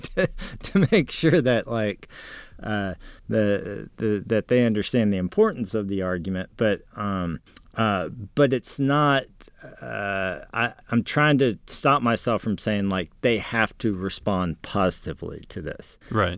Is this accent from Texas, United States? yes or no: yes; San Antonio, Texas, United States; growing up in San Antonio